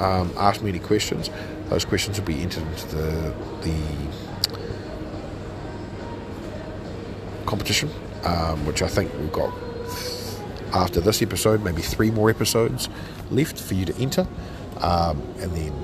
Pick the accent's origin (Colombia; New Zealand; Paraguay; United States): New Zealand; I was a firstborn Kiwi. And I said, look, I identify as a Kiwi with, you know, European tendencies